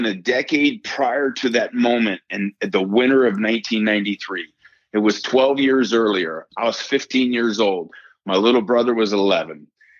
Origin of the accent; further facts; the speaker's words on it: New York, United States; this is after growing up in Yankee Stadium and hanging out with my father and every day as he was a New York Yankee